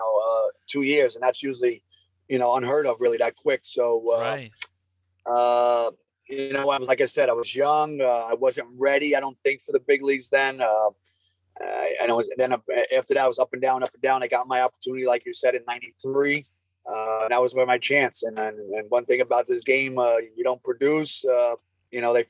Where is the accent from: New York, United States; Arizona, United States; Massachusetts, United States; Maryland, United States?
New York, United States; New York City; I'm from Brooklyn. I born and raised Bensonhurst, Bay Ridge, went to Lafayette High School